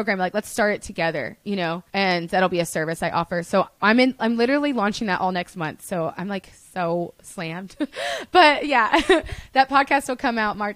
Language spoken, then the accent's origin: English; Birmingham, Alabama, United States; accent: Southern; also born or lived in Los Angeles; now in Nashville, United States; growing up in Alabama, I told you it's a monoculture